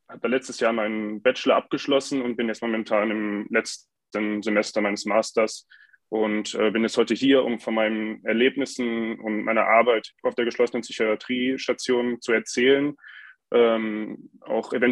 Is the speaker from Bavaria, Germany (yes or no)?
no; North Rhine-Westphalia, Germany; now in Graz, Austria; Ich komme aus dem Ruhrgebiet in Nordrhein-Westfalen